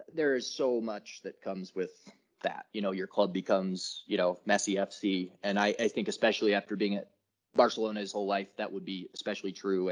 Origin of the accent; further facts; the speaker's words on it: United States; being an American